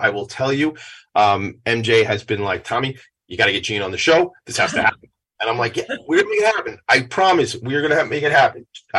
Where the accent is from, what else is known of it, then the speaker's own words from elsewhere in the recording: Franklin Square, New York, United States; I'm Italian, but to some guy that just got here from Milan and me are not exactly the same thing. I mean, I'm from Long Island. I'm from Franklin Square